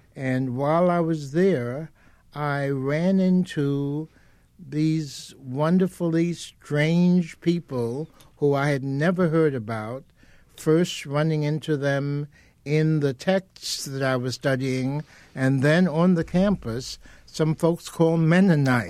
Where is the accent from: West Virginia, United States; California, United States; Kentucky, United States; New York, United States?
New York, United States; New York City; moved away; also born or lived in Denver; I was born and raised in Harlem and the South Bronx in New York.